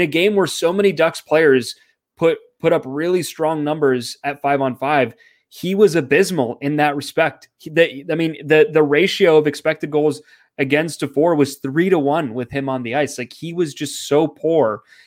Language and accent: English; Canada; I'm Canadian